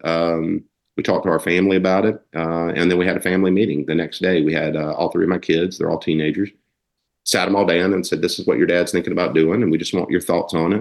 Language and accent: English; North Carolina, United States; I was born in North Carolina